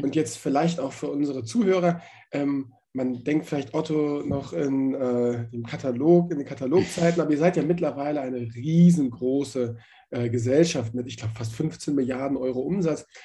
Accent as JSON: {"language": "German", "region": "Hamburg", "country": "Germany", "tie": "born or raised there", "said": "ich bin in Hamburg aufgewachsen"}